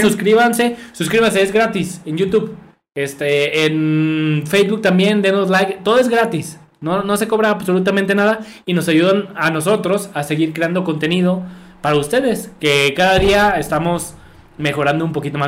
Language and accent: Spanish; Mexico